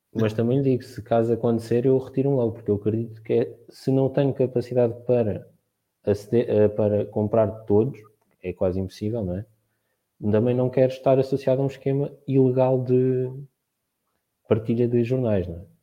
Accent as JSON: {"language": "Portuguese", "town": "Marinhais", "region": "Santarém District", "country": "Portugal", "said": "sou de Marinhais Salvaterra de Magos, no distrito de Santarém"}